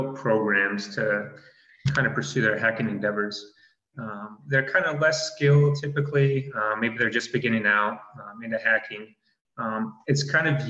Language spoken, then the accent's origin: English; Utah, United States; moved away; I'm originally from Utah, born and raised